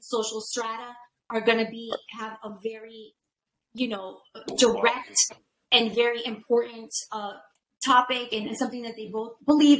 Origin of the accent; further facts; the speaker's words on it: New York City, New York, United States; Like, I'm from New York.